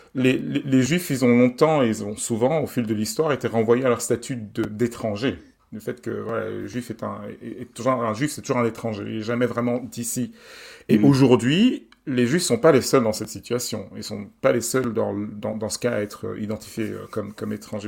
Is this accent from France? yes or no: no; Belgium; je suis belge